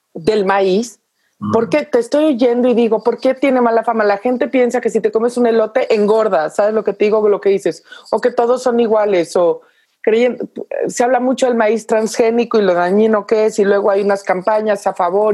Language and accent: Spanish; Mexico; como buenos mexicanos